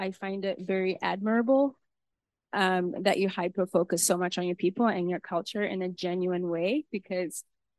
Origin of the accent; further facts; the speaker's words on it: South Africa; now in Utah, United States; I'm a South African, implanted to Utah